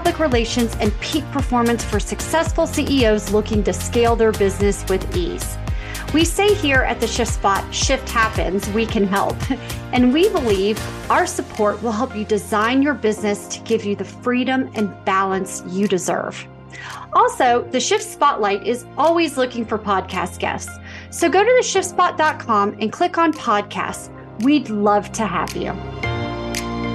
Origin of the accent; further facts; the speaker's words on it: Atlanta, Georgia, United States; You're in my hometown